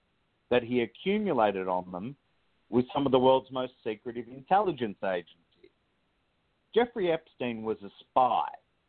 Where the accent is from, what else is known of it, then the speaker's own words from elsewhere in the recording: Australia; moved away as an adult; now in United States; I was born in Australia and moved to the United States